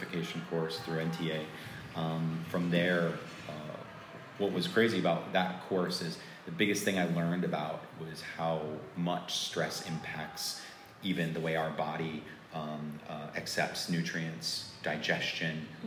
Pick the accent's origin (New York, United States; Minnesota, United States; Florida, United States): Florida, United States; moved away as an adult; now in Los Angeles, United States; I grew up in Florida